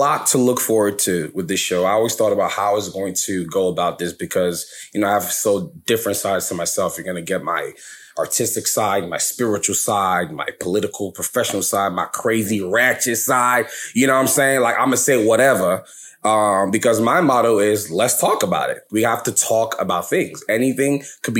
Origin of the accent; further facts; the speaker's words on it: New York City, New York, United States; also born or lived in Lagos, Nigeria; I was born in America, in New York. I'm from New York, New York, New York, where we at? BK, Brooklyn house, nobody? All right, okay. Well, I was born in Brooklyn